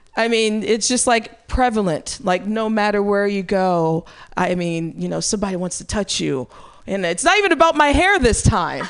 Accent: Midwest, United States; now in California, United States; I'm from the Midwest

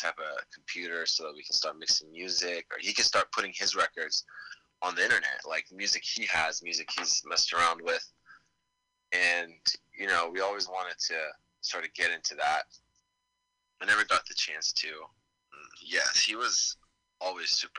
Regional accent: Damascus, Damascus Governorate, Syria; moved away; I'm from Damascus

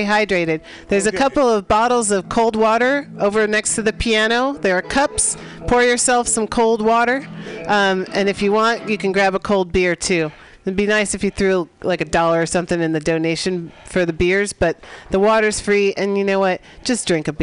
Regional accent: San Francisco, California, United States; our small city here, my hometown, fifth generation

